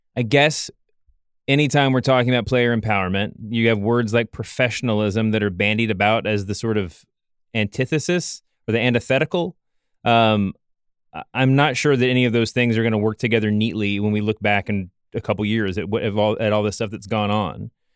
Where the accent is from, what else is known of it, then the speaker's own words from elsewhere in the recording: Louisville, Kentucky, United States; I grew up in Louisville, Kentucky